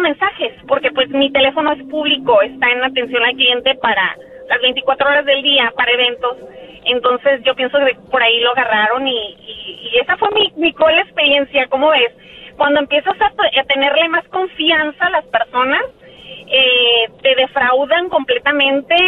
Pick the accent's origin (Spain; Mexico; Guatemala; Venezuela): Mexico; Mexicali, Baja California; ¿de dónde soy? ah, Mexicali